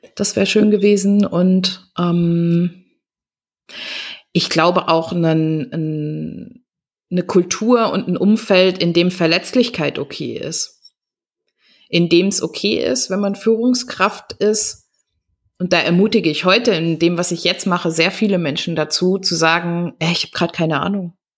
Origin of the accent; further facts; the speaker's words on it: Germany; wir gerade als Deutsche ja auch mit so einem transgenerationalen Trauma des, äh, des großen Schweigens irgendwie aufgewachsen